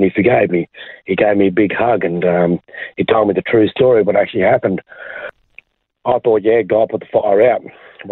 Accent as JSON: {"language": "English", "town": "Brisbane", "region": "Queensland", "country": "Australia", "tie": "born or raised there", "said": "I was born in Brisbane, Queensland, Australia. Lived there most of my life"}